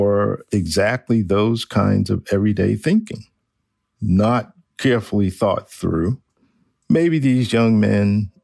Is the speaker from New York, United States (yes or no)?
yes; New York, United States; I grew up in New York